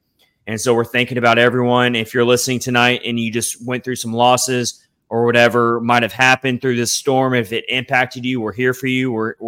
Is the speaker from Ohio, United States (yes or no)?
no; Nashville, Tennessee, United States; moved away as an adult; now in St. Petersburg, United States; I am a Nashville native. I grew up in Middle Tennessee.